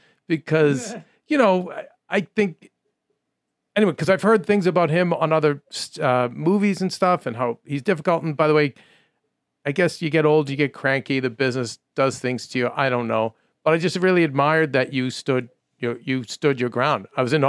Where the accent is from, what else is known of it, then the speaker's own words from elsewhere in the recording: Boston, Massachusetts, United States; moved away; So when I go back to Boston, I go to my local church